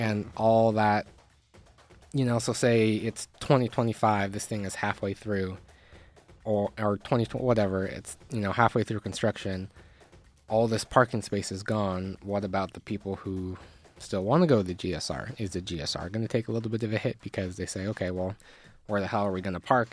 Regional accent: Reno, Nevada, United States; my hometown

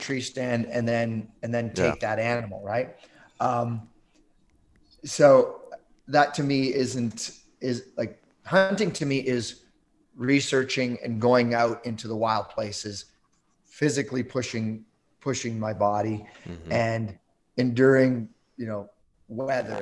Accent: Southern Ontario, Canada; moved away as an adult; now in Yukon, Canada; I grew up in Southern Ontario

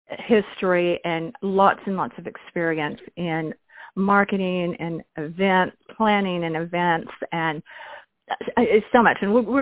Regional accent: United States; But the beautiful thing to me as an American was I woke up at 4

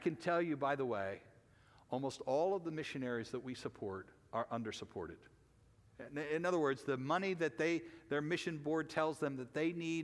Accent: United States; as American Christians

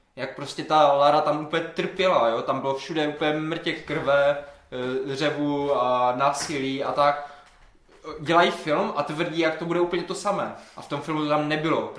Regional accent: Havířov, Moravian-Silesian Region, Czechia; já třeba pocházím z Havířova, mm-hmm. nebo jako z vesnice u Havířova

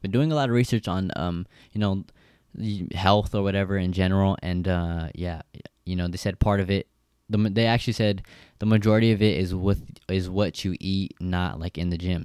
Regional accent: Stockton, California, United States; the area I grew up, uh, grew up in, you know, it's the fucking ghetto. I'm from Stockton

